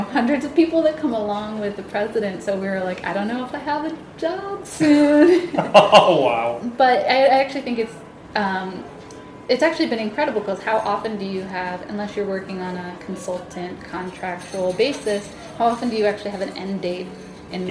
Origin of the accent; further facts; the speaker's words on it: New Jersey, United States; moved away as an adult; now in Washington, D.C., United States; I grew up mostly in New Jersey